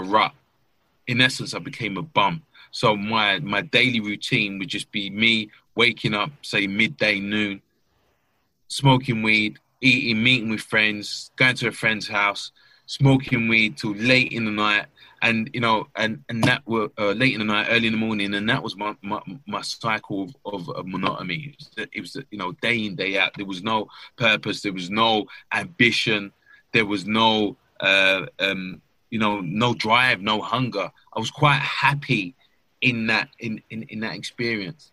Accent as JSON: {"language": "English", "region": "London", "country": "United Kingdom", "tie": "born or raised there", "said": "I grew up in East London, Stratford, very much a financially deprived area"}